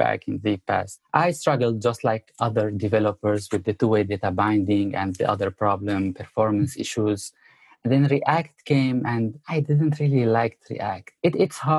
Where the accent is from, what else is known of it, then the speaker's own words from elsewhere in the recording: Syria; moved away as an adult; also born or lived in Abu Dhabi, United Arab Emirates; now in United States; I came from the Middle East, and more specifically from Syria.